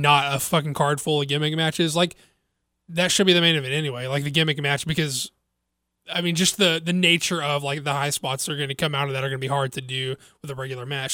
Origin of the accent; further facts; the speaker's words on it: the South, United States; I'm from the South